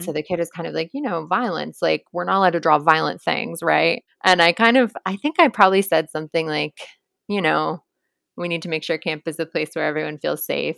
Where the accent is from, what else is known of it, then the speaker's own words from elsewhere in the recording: Cambridge, Massachusetts, United States; I'm from Cambridge, Mass.